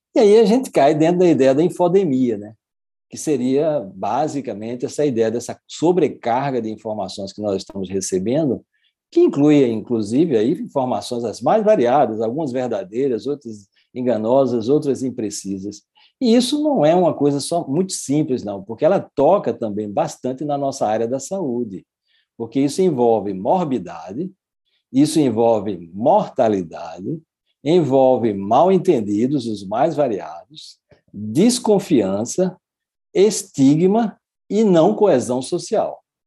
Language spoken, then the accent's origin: Portuguese; Brazil; eu sou brasileiro, mas tenho a cidadania também é, portuguesa